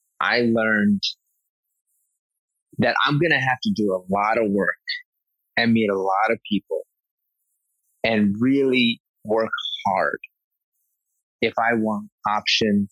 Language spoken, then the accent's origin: English; New York City, New York, United States; I came from humble beginnings growing up in Flushing, Queens